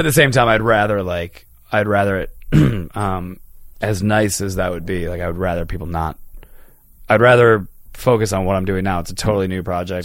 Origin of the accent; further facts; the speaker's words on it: Chicago, Illinois, United States; I didn't grow up in North Carolina. I grew up in Chicago